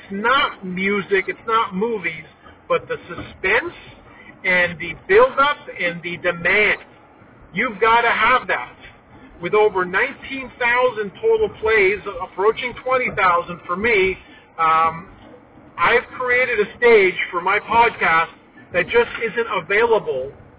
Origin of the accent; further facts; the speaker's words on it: Scarborough, Ontario, Canada; I was born and raised in Scarborough, a construction family.